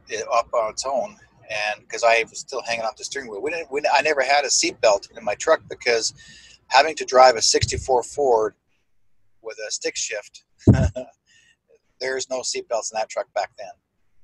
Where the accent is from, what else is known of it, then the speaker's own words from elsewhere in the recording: Manitoba, Canada; I'm originally from Manitoba in the eastern part of Canada